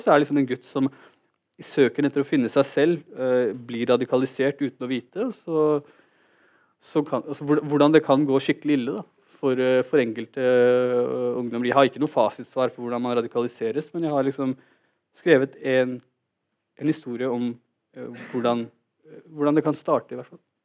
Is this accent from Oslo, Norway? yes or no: yes; Oslo, Norway; also born or lived in Holmlia, Oslo; Jeg er født og oppvokst i Oslo.